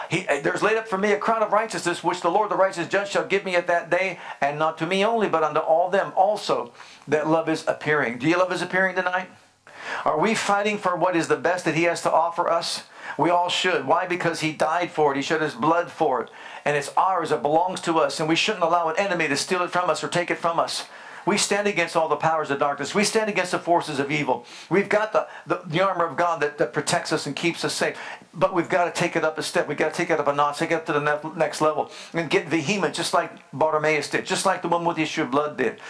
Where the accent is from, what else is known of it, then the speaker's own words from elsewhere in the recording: Youngstown, Ohio, United States; I grew up in Youngstown, Ohio